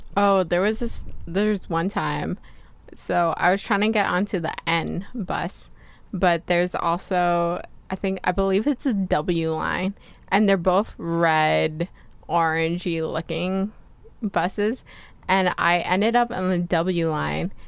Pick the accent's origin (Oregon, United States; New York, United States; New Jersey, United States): New Jersey, United States; moved away as an adult; also born or lived in Pasadena, California; now in California, United States; I came from New Jersey and I didn't know where I wanted to go to college yet, but I knew for sure I didn't want to live in New Jersey anymore